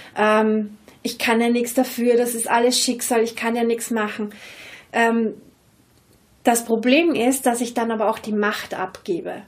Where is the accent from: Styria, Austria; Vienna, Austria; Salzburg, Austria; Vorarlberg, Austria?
Vienna, Austria; accent: Viennese; ich rede sehr wienerisch